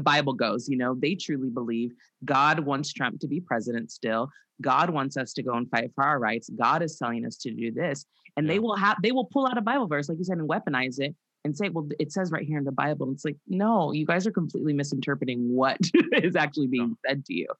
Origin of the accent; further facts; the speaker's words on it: Santa Barbara, California, United States; I grew up in Santa Barbara, California